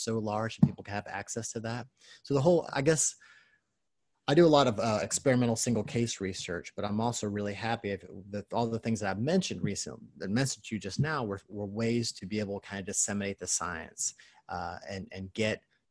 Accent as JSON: {"language": "English", "region": "Kentucky", "country": "United States", "tie": "born or raised there", "said": "I was raised in Kentucky"}